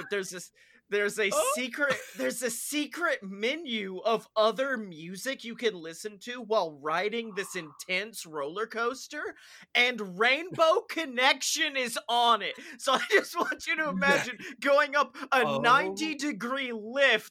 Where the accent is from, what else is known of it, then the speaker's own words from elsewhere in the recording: Alabama, United States; I was born and raised in Alabama